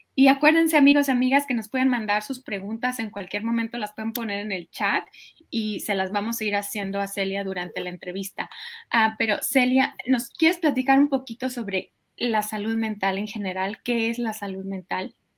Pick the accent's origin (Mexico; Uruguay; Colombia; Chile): Mexico; moved away as an adult; now in United States; yo crecí en México